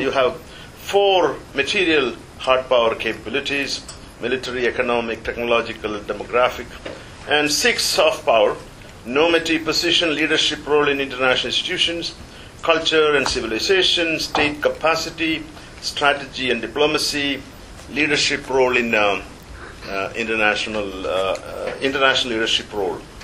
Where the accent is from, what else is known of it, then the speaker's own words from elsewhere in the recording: India; moved away; I was brought up in the Nehruvian era